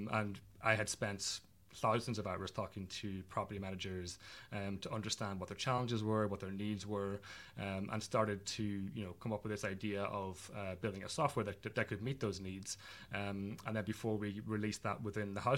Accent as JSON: {"language": "English", "country": "Ireland", "also_born_or_lived": "Manhattan, New York", "moved": "yes", "lives_now": "New York, United States", "said": "I'm located in Manhattan, in New York, in the East Village, originally from Ireland"}